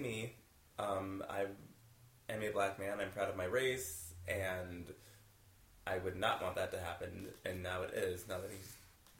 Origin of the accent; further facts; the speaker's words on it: Texas, United States; We grew up in Texas